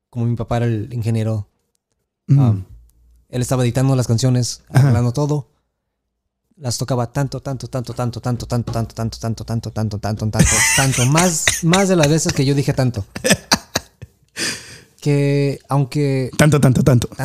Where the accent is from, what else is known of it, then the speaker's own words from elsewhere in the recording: Modesto, California, United States; soy de Modesto, soy de California.